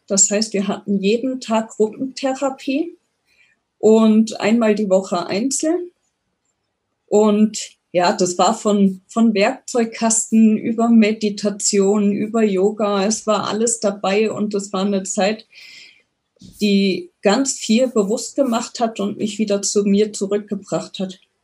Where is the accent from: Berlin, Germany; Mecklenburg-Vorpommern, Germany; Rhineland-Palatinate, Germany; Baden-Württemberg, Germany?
Rhineland-Palatinate, Germany; near Koblenz; moved away; also born or lived in Bavaria; aufgewachsen bin ich ähm, in Rheinland-Pfalz in der Nähe von Koblenz